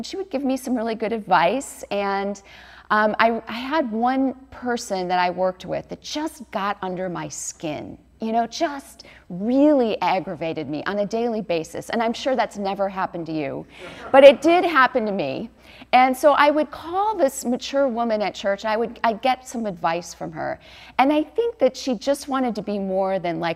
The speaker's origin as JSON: {"language": "English", "town": "Chicago", "region": "Illinois", "country": "United States", "tie": "born or raised there", "also_born_or_lived": "New York City", "moved": "as an adult", "lives_now": "Newport Beach, United States", "said": "I grew up in the Chicago area, and my family's from Wisconsin and Chicago"}